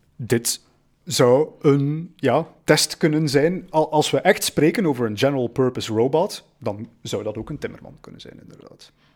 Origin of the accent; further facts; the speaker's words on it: Belgium; wij als Belgen